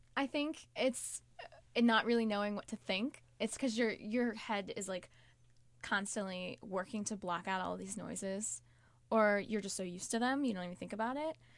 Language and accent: English; Silver Spring, Maryland, United States; I'm from right outside D C in Maryland, um, Silver Spring, Maryland